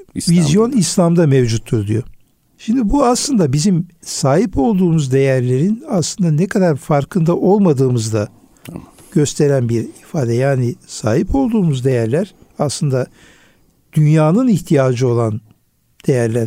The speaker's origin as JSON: {"language": "Turkish", "area": "Urfa", "region": "Şanlıurfa", "country": "Turkey", "tie": "born or raised there", "said": "Benim de memleketim olduğu için Urfa'yı"}